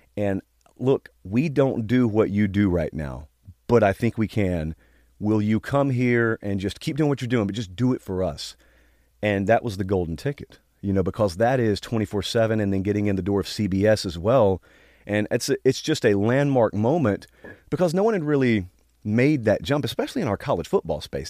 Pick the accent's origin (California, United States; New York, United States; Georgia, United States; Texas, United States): Georgia, United States; I grew up in Georgia